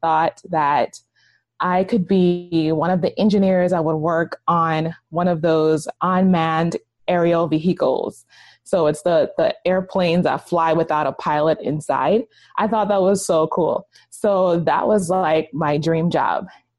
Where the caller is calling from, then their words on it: Hyattsville, Maryland, United States; I am calling from right outside of Washington, D.C. in Hyattsville, Maryland.